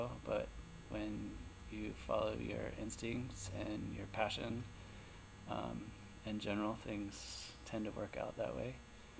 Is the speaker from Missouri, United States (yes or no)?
no; Jacksonville, Florida, United States; I grew up outside of Jacksonville, Florida, which is Northeast Florida. I was on 3 acres with my family